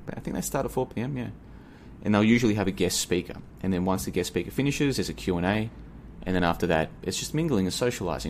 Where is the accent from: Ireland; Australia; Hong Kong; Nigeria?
Australia; moved away as an adult; now in Asia; I'm from Australia originally. I'm currently in Asia, been here for about a year, but I'm originally from Australia.